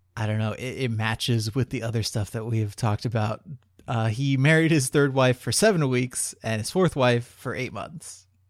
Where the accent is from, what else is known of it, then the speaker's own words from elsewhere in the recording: Ohio, United States; also born or lived in New Jersey; I'm from Ohio